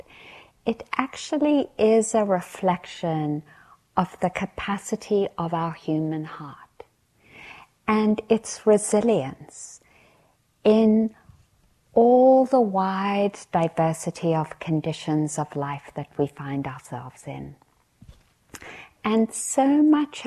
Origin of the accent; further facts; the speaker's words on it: South Africa; growing up in South Africa